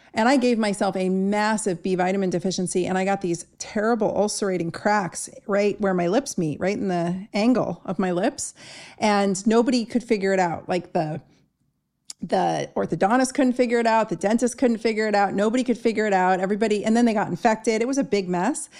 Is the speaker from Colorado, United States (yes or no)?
no; Southern California, United States; I grew up in Southern California